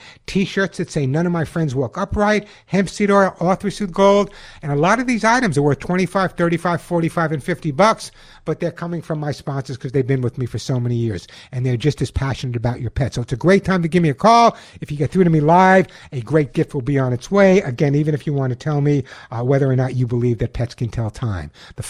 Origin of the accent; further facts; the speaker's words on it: Long Island, New York, United States; when I grew up on Long Island, although no one would ever know about my accent